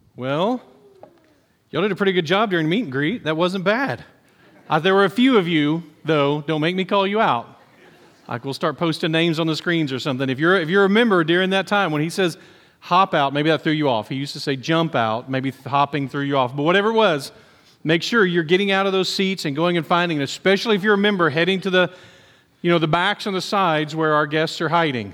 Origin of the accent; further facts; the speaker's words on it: United States; for us as Americans